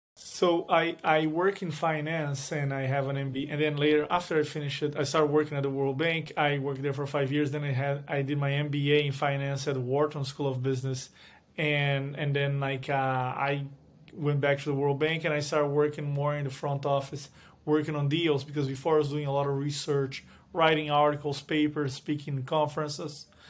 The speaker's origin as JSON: {"language": "English", "country": "Brazil", "tie": "born or raised there", "moved": "as an adult", "lives_now": "United States", "said": "I was born in Brazil, went to law school in Brazil, then came to the U S"}